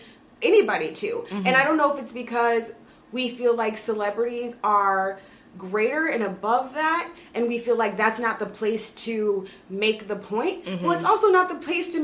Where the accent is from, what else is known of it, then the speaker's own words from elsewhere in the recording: United States; who we are as American people